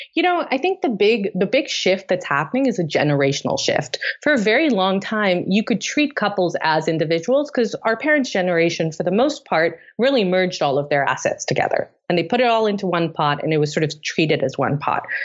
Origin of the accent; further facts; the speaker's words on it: Tanzania; moved away; also born or lived in Delhi, India; I grew up in East Africa in Tanzania